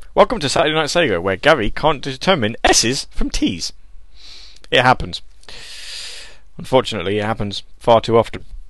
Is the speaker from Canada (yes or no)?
no; England, United Kingdom; accent: proper British accent; I'm I'm English. We English people sound like this all the time